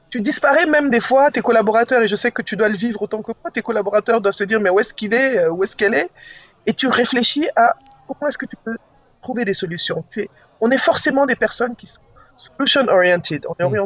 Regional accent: Kinshasa, DR Congo; Je dis Vous savez quoi, je viens de Kinshasa, votre Nigeria.

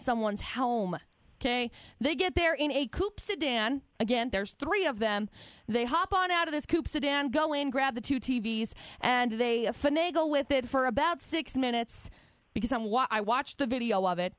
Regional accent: Logan, Utah, United States; also born or lived in Tremonton, Utah; I grew up in Tremont and I grew up in, like, Logan

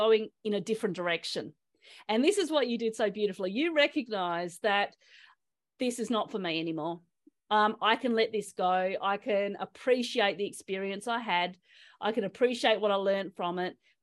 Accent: Australia; I'm Australian

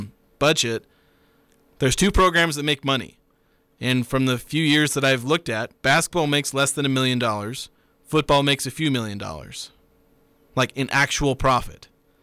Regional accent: Kaysville, Utah, United States; also born or lived in Oklahoma; I came from Kaysville. I'm not a, you know, grew up in the Valley local. Still came from Utah.

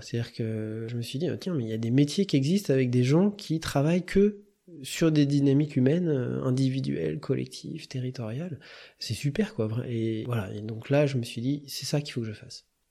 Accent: Touraine, Centre-Val de Loire, France; now in Grenoble, France; je suis originaire de la Touraine, mes parents euh, habitent toujours à Tours

